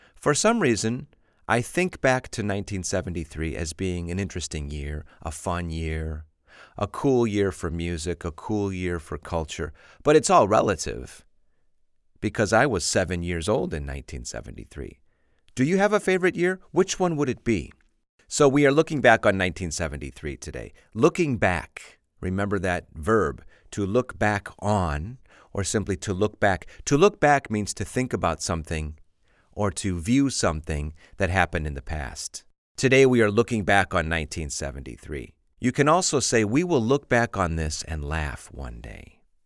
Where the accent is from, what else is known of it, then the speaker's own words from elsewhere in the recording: Chicago, Illinois, United States; I'm from Chicago